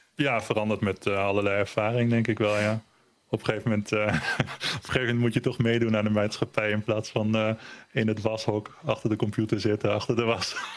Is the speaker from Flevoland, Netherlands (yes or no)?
yes; Almere, Flevoland, Netherlands; born or raised there; first language German; Dutch is a second language; also born or lived in Berlin, Germany